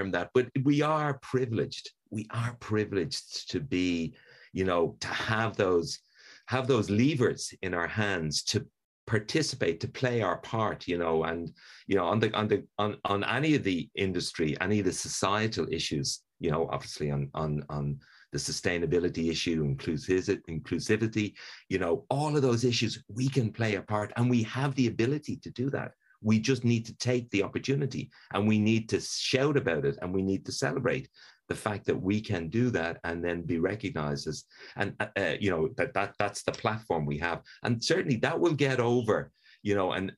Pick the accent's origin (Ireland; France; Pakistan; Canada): Ireland; Dublin, Leinster; I'm Irish, which of course is a privilege in life. But, you know, I grew up in Dublin.